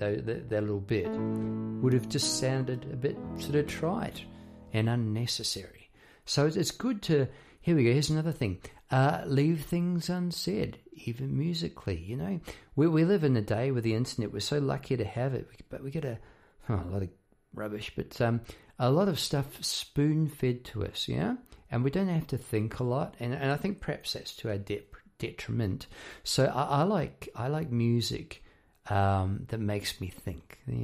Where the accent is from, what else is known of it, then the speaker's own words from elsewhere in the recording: New Zealand; now in Melbourne, Australia; About living in Melbourne, Australia. I came from New Zealand, and in New Zealand, the wildlife there is pretty laid back, you know.